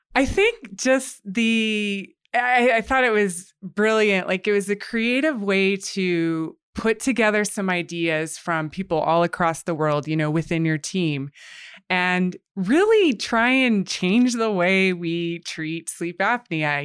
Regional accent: United States; moved away as an adult; now in Canada; I'm actually from the U S, but I've lived here for the past six years

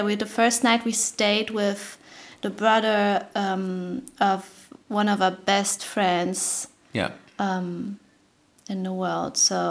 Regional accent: Germany; also born or lived in Kentucky / Tennessee; now in New York, United States; I'm from Germany, it's different, like, you know, Kentucky, Tennessee. Was just a different world for me

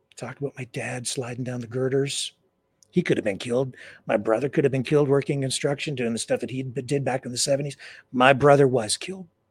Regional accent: London, Ontario, Canada; in my hometown, London. They called it the Western Fair

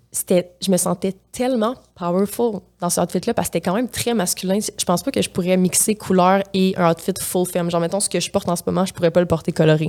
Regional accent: Matane, Quebec, Canada; accent: Gaspésien; now in Montreal, Canada; je viens de la Gaspésie

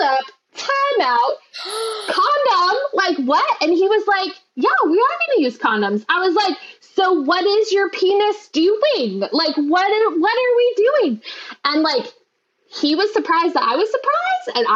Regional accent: Utah, United States; I am from Utah, where we have terrible sex ed

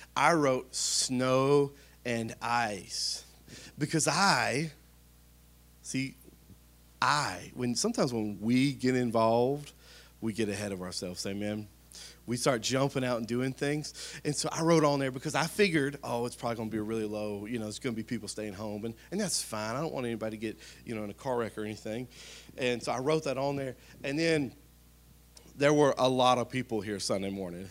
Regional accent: Spring Hill, United States; I'm from Spring Hill, been here my whole life

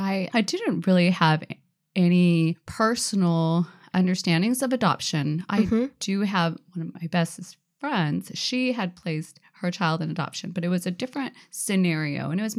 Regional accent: Tacoma, Washington, United States; I'm from Tacoma area, a little bit more south.

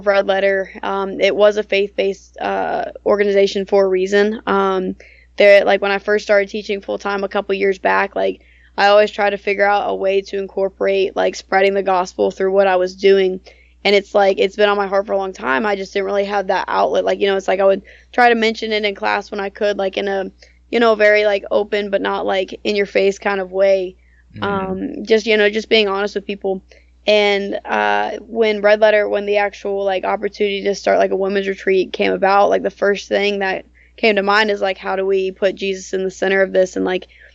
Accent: Georgia, United States; I teach mainly out of my hometown in Georgia.

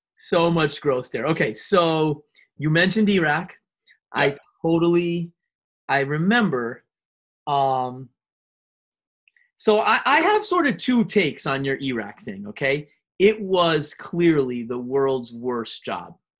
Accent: Western Massachusetts, United States; growing up in Western Mass

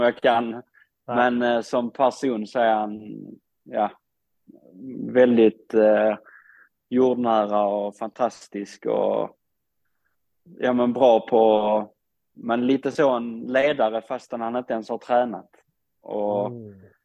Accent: Sweden; moved away as an adult; jag kommer från Sverige

